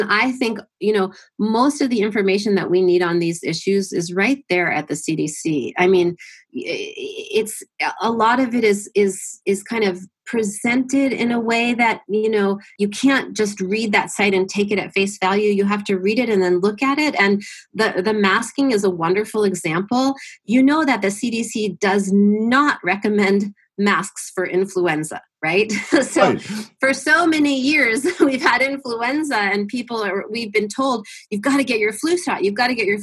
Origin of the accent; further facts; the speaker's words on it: Massachusetts, United States; I grew up in Massachusetts, where we have a very Democratic state